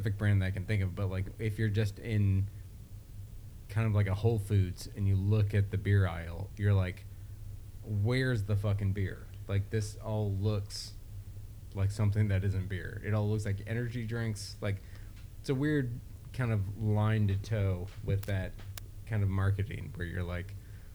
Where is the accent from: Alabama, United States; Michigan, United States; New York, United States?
Michigan, United States; coming from Michigan